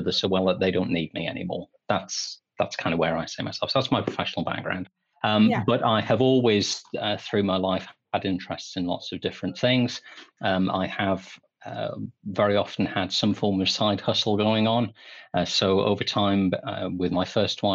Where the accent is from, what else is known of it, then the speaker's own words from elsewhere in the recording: England, United Kingdom; we're both English.